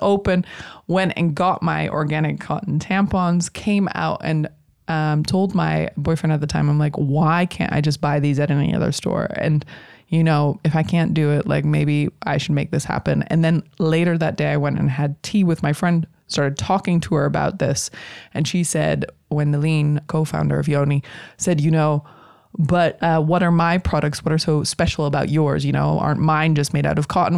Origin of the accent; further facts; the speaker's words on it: United States; now in Netherlands; I'm an American